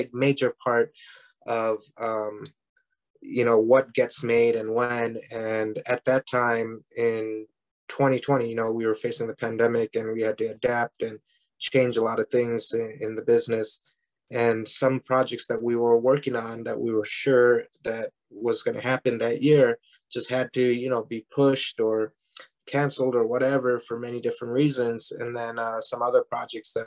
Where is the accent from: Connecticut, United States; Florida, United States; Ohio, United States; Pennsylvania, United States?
Ohio, United States; Parma Heights; moved away; I grew up in Parma Heights, you know, about 20 minutes down south of Cleveland.